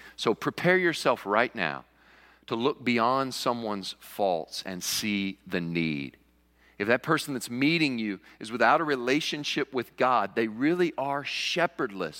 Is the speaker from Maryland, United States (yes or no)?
no; Western Kentucky, United States; also born or lived in New York; now in Cullman, United States; I grew up in Kentucky, and there in Western Kentucky, every sixteen-year-old boy could be found in the tobacco patch